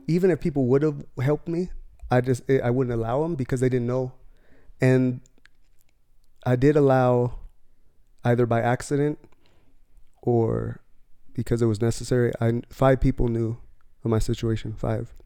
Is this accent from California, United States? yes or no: yes; near San Diego, California, United States; I was raised in California, near San Diego